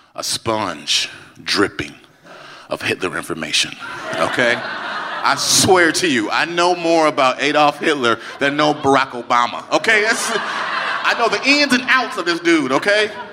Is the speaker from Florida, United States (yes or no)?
no; Chicago, Illinois, United States; I was in my hometown of Chicago, Illinois, Chi Town